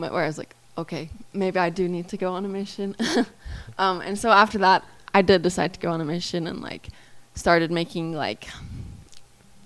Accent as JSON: {"language": "English", "region": "Southeast Idaho", "country": "United States", "tie": "born or raised there", "said": "growing up in Idaho, it's like, well, at least Southeast Idaho is kind of like a mini Utah."}